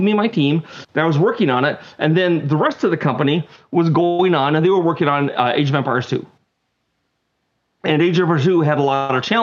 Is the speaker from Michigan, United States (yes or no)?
no; Utah, United States; moved away as an adult; also born or lived in Missouri / California / Maryland; I was born in Missouri, but I left there when I was 5 years old. I moved, and I was raised in Utah from the age of 8 to 23